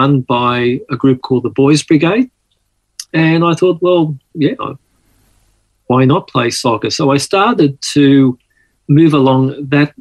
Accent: Sydney, New South Wales, Australia; accent: Aussie; also born or lived in Malta / Mykolaiv, Ukraine; as we grew up here on the East Coast, Australia

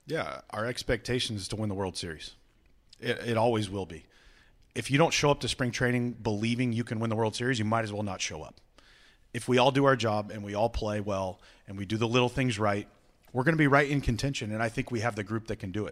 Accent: Visalia, California, United States; now in Cleveland, United States; I'm from Visalia, California.

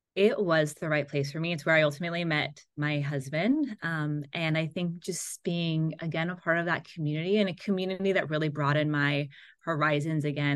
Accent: Seal Beach, California, United States; I grew up in Southern California in a little beach town called Seal Beach.

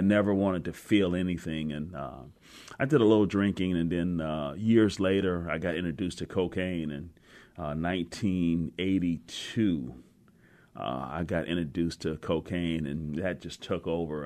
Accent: Cleveland, Ohio, United States; now in Seattle, United States; I grew up in Cleveland, Ohio

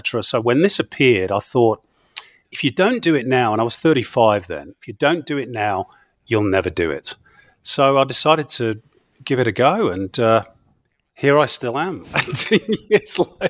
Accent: England, United Kingdom; Now, for a kid growing up in England, you know, that's something really special.

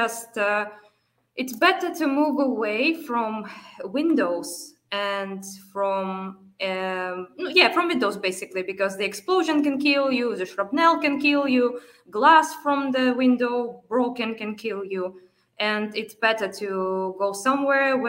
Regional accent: Kharkiv, Kharkiv Oblast, Ukraine; moved away as an adult; now in Kyiv, Ukraine; I go to Kharkiv, my hometown, every now and then

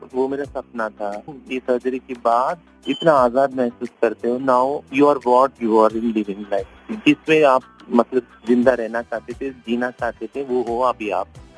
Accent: Hyderabad, Telangana, India; मैं हैदराबाद से हूँ

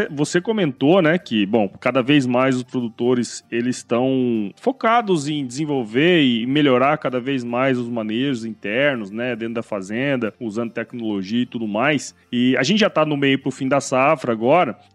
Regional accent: Mato Grosso, Brazil; É, cara, assim, eu sou de Mato Grosso, né, cara?

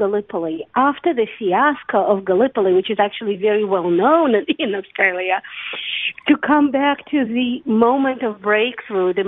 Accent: Saint Petersburg, Russia; moved away as an adult; now in Beersheba, Israel; I was born and raised in Russia, in St. Petersburg

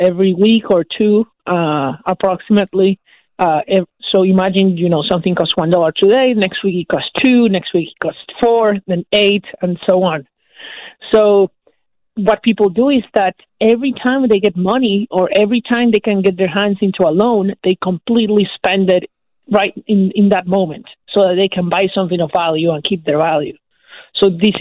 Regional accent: Venezuela; moved away

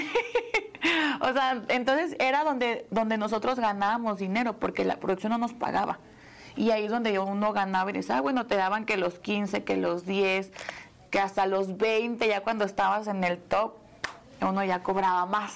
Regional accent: Querétaro, Mexico; moved away; Yo, yo soy de Querétaro, yo vivía todavía en Querétaro

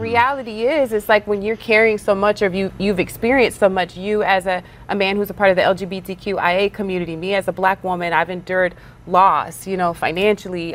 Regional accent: Texas, United States; I'm from Texas

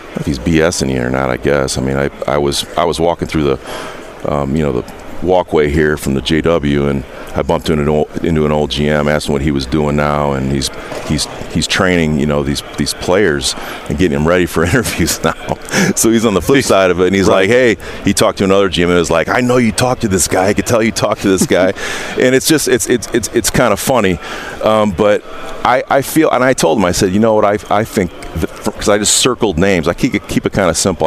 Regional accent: Indiana, United States; my roots run much deeper than the Colts. I'm from Indiana

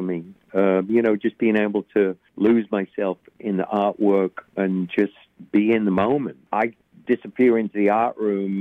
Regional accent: England, United Kingdom; now in United States; growing up in England, and then to eventually, you know, coming to the States in 1980

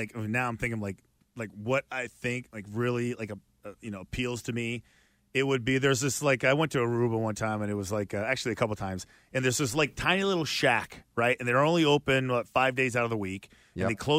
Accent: Boston, Massachusetts, United States; Hey, we're from Boston too.

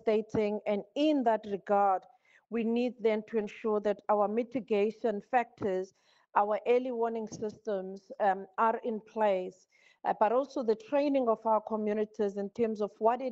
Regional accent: South Africa; I'm from South Africa, I'm from Africa.

